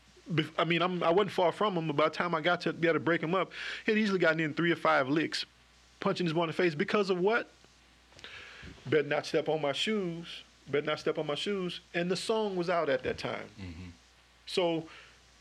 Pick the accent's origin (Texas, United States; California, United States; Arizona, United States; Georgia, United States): Texas, United States; Dallas; moved away as an adult; also born or lived in New Rose (unclear, possibly New Roads, Louisiana); now in Baton Rouge, United States; I was born in Dallas and my parents were living in a project at the time